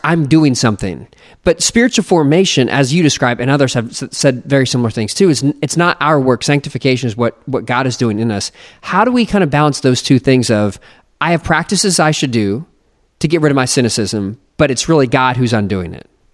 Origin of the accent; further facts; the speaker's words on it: United States; I'm just an American